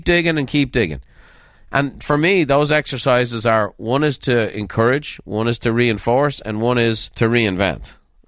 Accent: Dublin, Leinster, Ireland; I grew up in Dublin, Ireland, and a lot of my friends were Murphys and McCormicks and O'Briens and Sweeneys

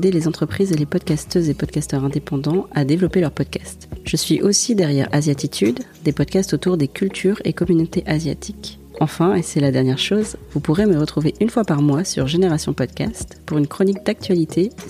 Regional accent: Colombes, Île-de-France, France; j'ai 18 ans. Je suis en fac de droit. Je fais du chant à côté. Du coup, moi, j'ai grandi euh, à Colombes.

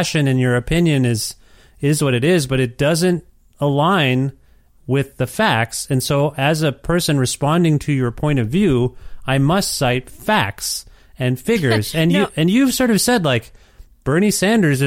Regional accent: Canada; also born or lived in Ontario; now in Edmonton, Canada; As a Canadian

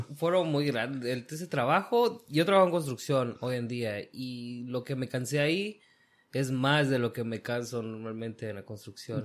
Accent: Guatemala; moved away as an adult; now in United States; yo nací aquí en Estados Unidos, pero me crié prácticamente toda mi vida en Guatemala

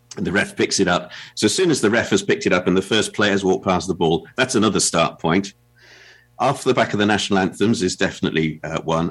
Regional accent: England, United Kingdom; as an Englishman

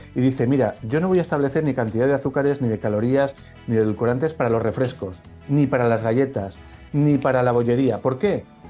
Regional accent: Pamplona, Navarre, Spain; moved away as an adult; vino a mi ciudad de origen a estudiar una, una chica que luego se convirtió en mi mujer y nos conocimos allí. Y resultó que ella era de fuera de, de mi ciudad, de Pamplona

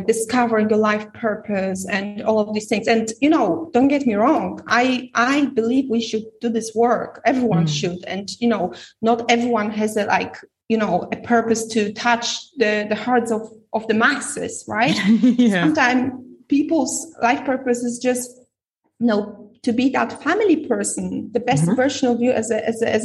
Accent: Poland; moved away; I'm from Poland

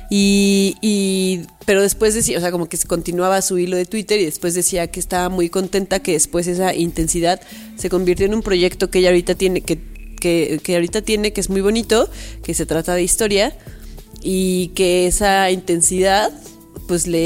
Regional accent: Mexico City, Mexico; accent: chilango; Dicen que yo soy la más chilanga de los tres. Ya ve como tres personas me dijeron que soy la que habla más chilango.

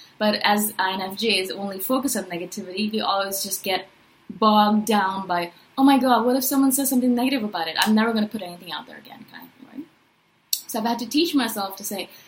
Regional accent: India; also born or lived in Chiang Mai, Thailand; now in Toronto, Canada; I'm from India originally. Now I live in Toronto, Canada

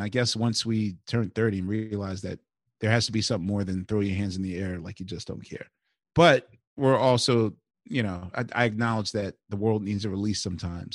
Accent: Philadelphia, Pennsylvania, United States; I'm I'm from West Philly, so West and Southwest Philly are kind of like where my and Center City, of course, is like where my DNA is implanted

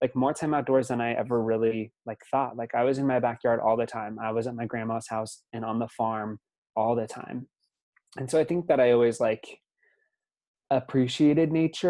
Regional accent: Lincoln, Nebraska, United States; born and raised in Lincoln, this little liberal bubble in the middle of Nebraska

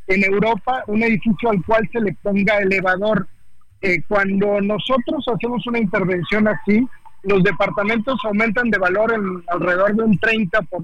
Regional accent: Mexico; Es que, mira, la verdad es que como mexicanos tenemos las puertas abiertas en España.

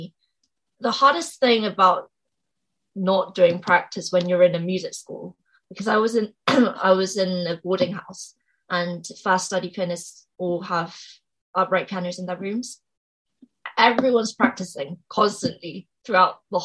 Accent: England, United Kingdom; also born or lived in Seoul, South Korea; I was born in Seoul in South Korea. And then I moved to England when I was about 5

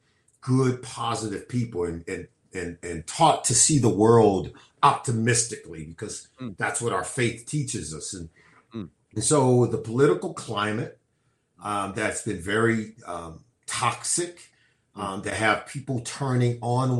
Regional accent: California, United States; I grew up and was born and raised in California.

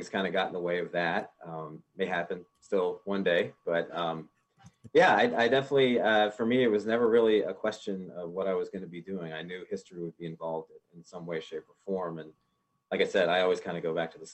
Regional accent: Richmond, Virginia, United States; also born or lived in Pittsburgh, Pennsylvania; my family moved to Richmond, or outside of Richmond, when I was about 5 or 6

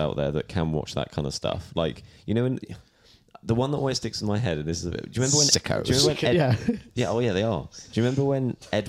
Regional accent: Hereford, West Midlands, United Kingdom; born or raised there; moved away

